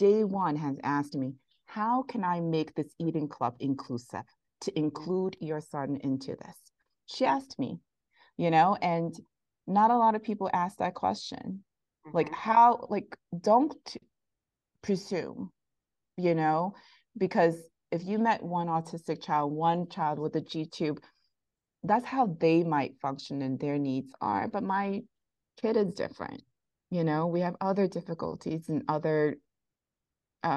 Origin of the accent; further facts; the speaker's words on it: New York City, New York, United States; I'm from Bensonhurst, Brooklyn